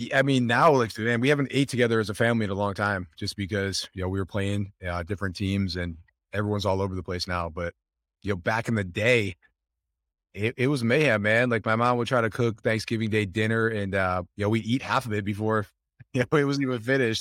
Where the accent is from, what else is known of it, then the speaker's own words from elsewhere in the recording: Buffalo, New York, United States; We grew up in Buffalo, New York.